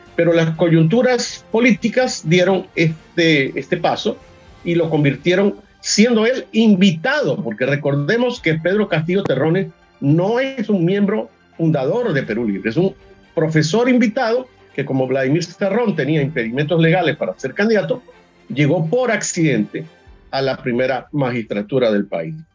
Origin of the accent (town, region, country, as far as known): Venezuela